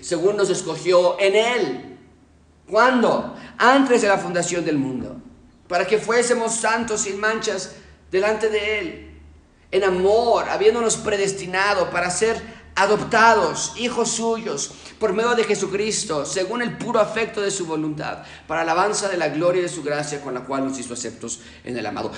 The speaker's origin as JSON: {"language": "Spanish", "country": "Mexico", "said": "yo no soy expatriado, yo soy mexicano"}